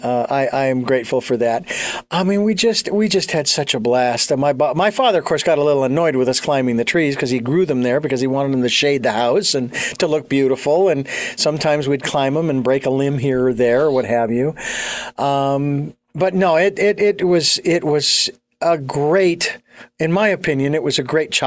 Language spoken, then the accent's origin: English; Phoenix, Arizona, United States; now in Santa Barbara, United States; I was born and raised in Phoenix